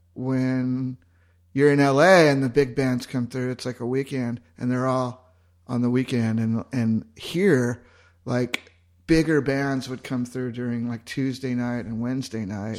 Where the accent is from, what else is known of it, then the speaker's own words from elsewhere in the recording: Southern California, United States; moved away as an adult; now in Austin, United States; I'm from Southern California originally